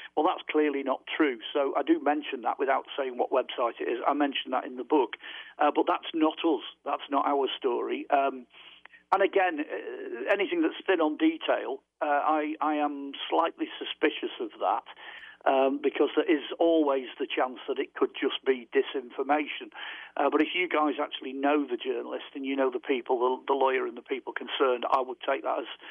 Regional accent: United Kingdom; over here we're terribly British

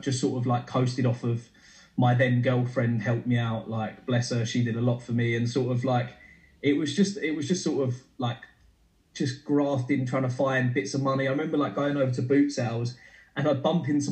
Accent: Ilford, London, United Kingdom; also born or lived in Brentwood, Essex; I'm from Ilford, which is like a shithole bit of outskirts of East London, Essex borders.

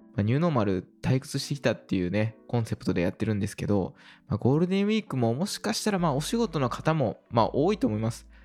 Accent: Osaka, Japan; まあ、大阪に住んでおりまして、まあ、生まれも育ちも大阪ということで、で、まあ、実家というかですね、元々の生まれというのが、えー、西

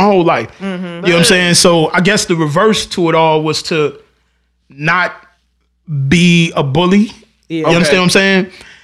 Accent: North Chicago, Illinois, United States; I'm from North Chicago.

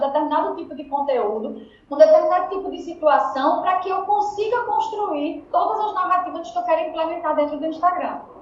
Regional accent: Northeast Region, Brazil; accent: Northeastern (sotaque de cangaceiro), very drawn-out

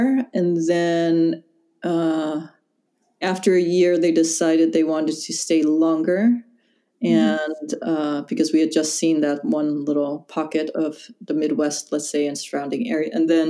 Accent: Daegu, South Korea; born there; Yeah, I was born in Taegu, and then I was adopted.

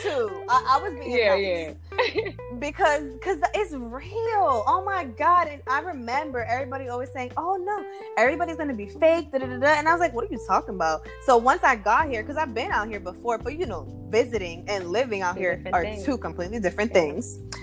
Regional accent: East Coast, United States; Being I'm from the East Coast.

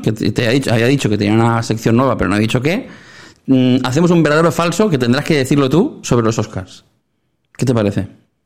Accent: Sabadell, Catalonia, Spain; somos muy de Sabadell nosotros

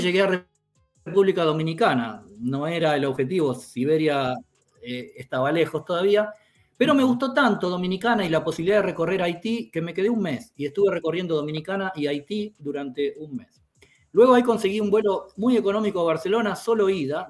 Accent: Quilmes, Buenos Aires Province, Argentina; moved away as an adult; also born or lived in Latvia; now in Riga, Latvia; yo nací en Quilmes, a 20 kilómetros de Buenos Aires, prácticamente capital de la Argentina

